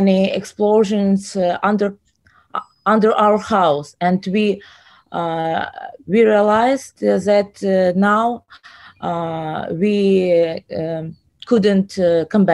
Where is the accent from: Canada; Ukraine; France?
Ukraine; Kyiv; English is a second language; moved away as an adult; now in Brooklyn, United States; I'm from Ukraine. I'm from Kyiv